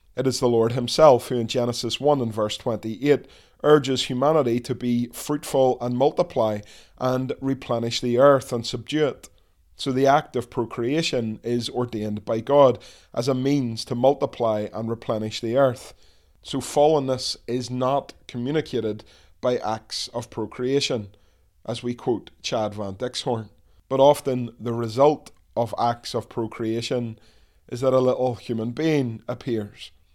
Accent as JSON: {"language": "English", "town": "Dundonald", "region": "Northern Ireland", "country": "United Kingdom", "tie": "born or raised there", "said": "I was born in the Ulster Hospital back in nineteen seventy-nine"}